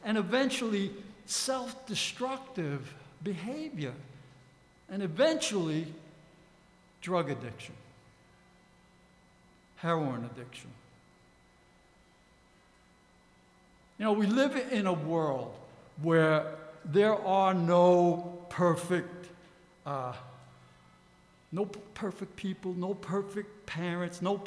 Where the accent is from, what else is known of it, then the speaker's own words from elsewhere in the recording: New York City, New York, United States; As an adolescent growing up in the Bronx